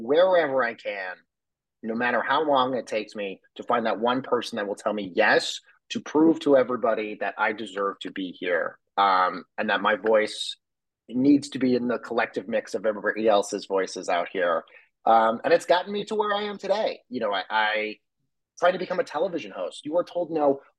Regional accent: Colorado, United States; growing up in Colorado with a family that has no connections to the entertainment industry

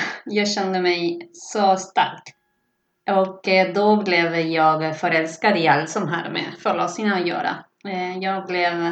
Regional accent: Argentina; Swedish is a second language; moved away as an adult; now in Stockholm, Sweden; Jag har bott i Stockholm sedan 2005. Jag kommer från Argentina så att jag kan dubbla på spanska, förutom svenska och engelska såklart.

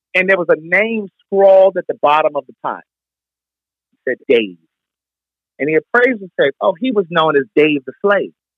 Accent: Baltimore, Maryland, United States; Baltimore, my hometown

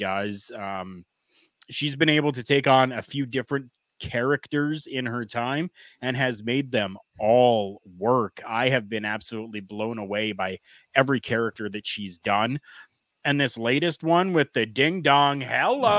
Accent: Canada; as a Canadian professional wrestling fan

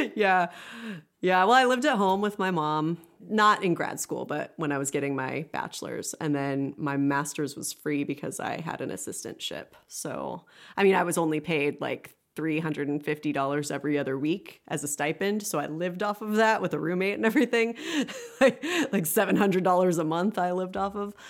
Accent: Pittsburg, Kansas, United States; moved away as an adult; now in Lawrence, United States; I moved from Pittsburgh to Lawrence

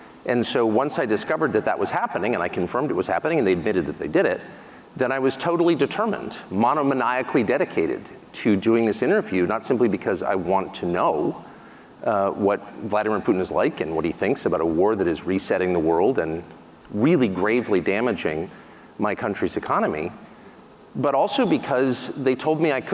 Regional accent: United States; the America that I grew up

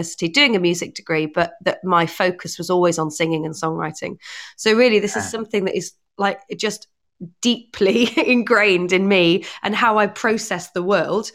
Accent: Northumberland, North East England, United Kingdom; I grew up in Northumberland

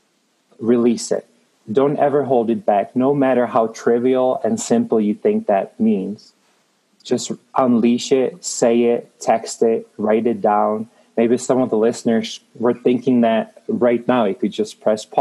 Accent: Prague, Czechia; moved away as an adult; now in Denver, United States; I am Czech made. I was born in Prague in the Czech Republic. In a nutshell, came to the United States when I was 18 as an exchange student

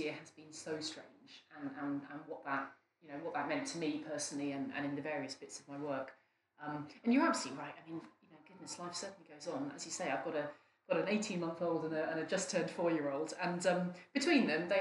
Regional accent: West Norfolk, East of England, United Kingdom; I grew up in West Norfolk

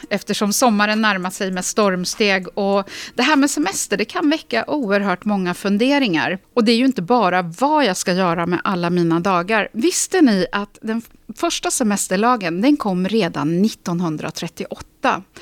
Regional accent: Lysekil, Västra Götaland, Sweden; Vi sitter ju i Stockholm just nu. Jag kommer från Lysekil.

